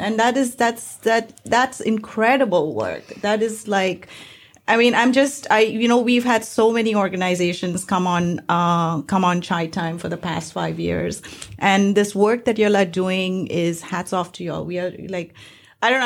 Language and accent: English; Mumbai, Maharashtra, India; now in United States; I'm from India, I'm from Bombay